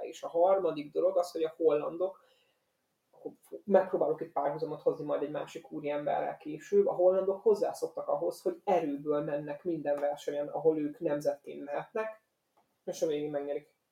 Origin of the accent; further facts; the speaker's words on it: Hungary; magyar kerékpár rajongóként